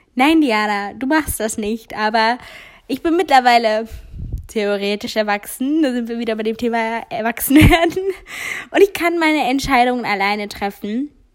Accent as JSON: {"language": "German", "town": "Giessen", "region": "Hesse", "country": "Germany", "moved": "yes", "said": "ich komme aus der Ecke Gießen"}